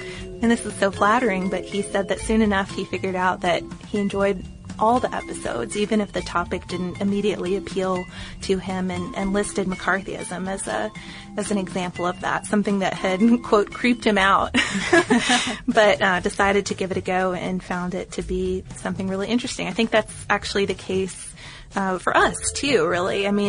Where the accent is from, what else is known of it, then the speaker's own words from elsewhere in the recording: Ireland; Where I grew up in Ireland, one of the main crops was sugar beet.